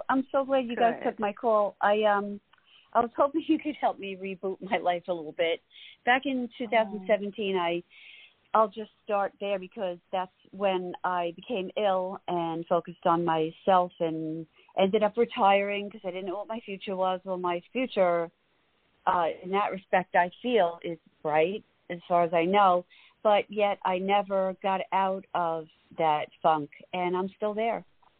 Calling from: Holbrook, New York, United States; I'm from Holbrook, New York.

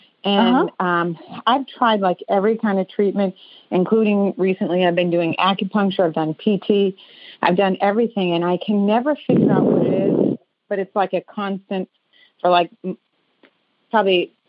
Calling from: Haverhill, Massachusetts, United States; I'm calling from Haverhill, Mass.

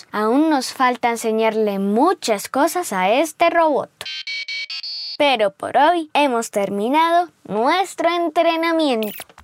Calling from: Mexico City, Mexico; Hola Jake, hola Bernie, soy … de la Ciudad de México, tengo cinco años

